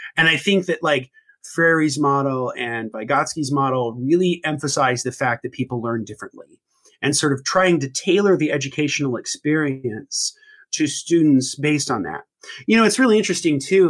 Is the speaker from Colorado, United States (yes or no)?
no; Indiana, United States; born and raised in Indiana, is in the Midwest